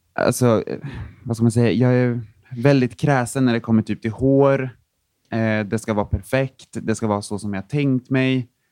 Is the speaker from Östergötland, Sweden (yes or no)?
yes; Linköping, Östergötland, Sweden; jag kommer från en mindre stad som heter Linköping